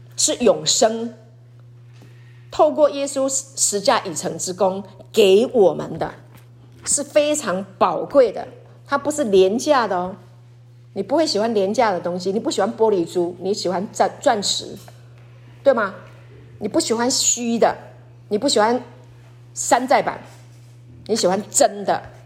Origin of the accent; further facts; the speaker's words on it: Taiwan; 师母小时候在鲤鱼潭长大，我爸爸有买那个船，还有快艇